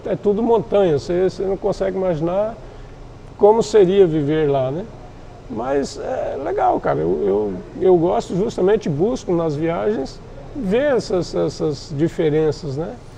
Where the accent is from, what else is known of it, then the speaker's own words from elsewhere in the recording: interior of Paraná, Brazil; also born or lived in Quarto Centenário / Santa Helena / São José das Palmeiras; now in Foz do Iguaçu, Brazil; eu sou nascido em 67, no interior do Paraná, uma cidadezinha bem pequena, quarto centenário. Daí fui migrando ainda pela região interiorana, Santa Helena, São José do. São José, São José do das Palmeiras, do aqui, né? Do Ouro Trataria. Catarina. É. E até cheguei em Foz em 79.